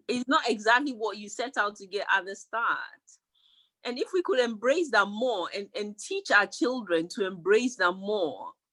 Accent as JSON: {"language": "English", "country": "Ghana", "tie": "born or raised there", "moved": "yes", "said": "I grew up in Ghana"}